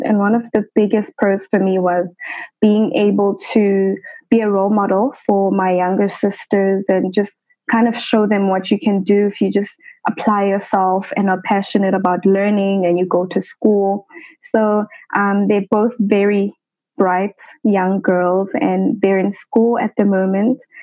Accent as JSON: {"language": "English", "town": "Johannesburg", "region": "Gauteng", "country": "South Africa", "tie": "born or raised there", "said": "I grew up in the township of Soweto in Johannesburg"}